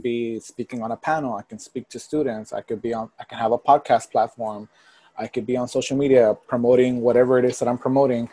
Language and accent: English; Port Arthur, Texas, United States; moved away as an adult; also born or lived in Miami / Los Angeles; I was raised in Port Arthur, which is right outside of Houston